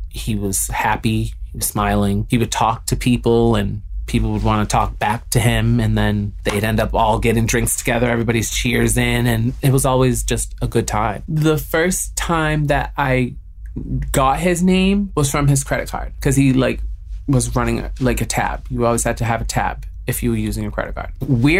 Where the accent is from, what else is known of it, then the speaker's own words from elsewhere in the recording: Wareham, Massachusetts, United States; now in Providence, United States; Originally, I am from Wareham, Massachusetts, and I currently live in Providence, Rhode Island.